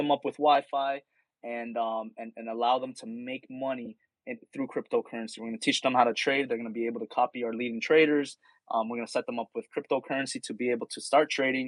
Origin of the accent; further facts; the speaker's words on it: Miami, Florida, United States; I'm from Miami. There's a big Haitian community here